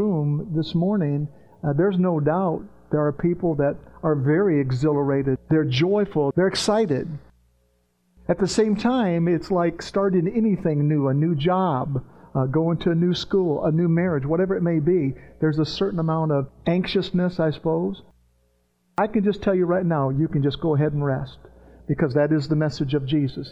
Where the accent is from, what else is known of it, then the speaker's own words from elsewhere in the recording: Virginia, United States; also born or lived in Tennessee; I grew up in the South when I was a kid. I was in Virginia. I was running the mountains of Virginia and West Virginia and Tennessee